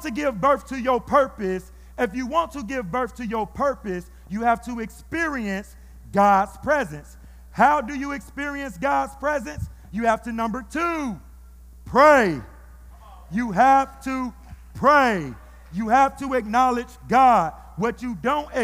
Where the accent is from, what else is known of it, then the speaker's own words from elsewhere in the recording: Fresno, California, United States; my hometown